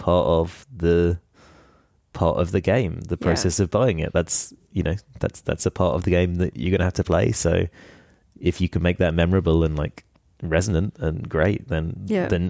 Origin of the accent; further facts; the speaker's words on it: London, United Kingdom; I am actually from London